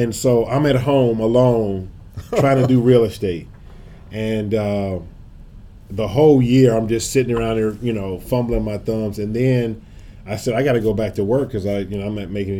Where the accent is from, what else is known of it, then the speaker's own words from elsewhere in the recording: St. Louis, Missouri, United States; moved away as an adult; also born or lived in Tallahassee, Florida / South Florida; now in St. Louis, United States; I'm from St. Louis originally.